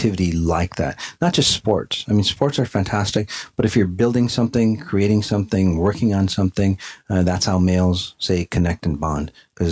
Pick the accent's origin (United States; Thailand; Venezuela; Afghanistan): Afghanistan; moved away; Afghanistan, my home country